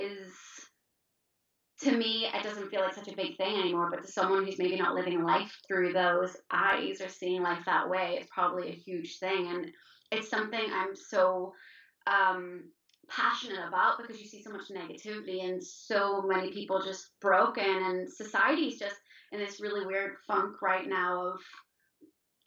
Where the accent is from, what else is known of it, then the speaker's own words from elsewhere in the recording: Ireland; I'm Irish.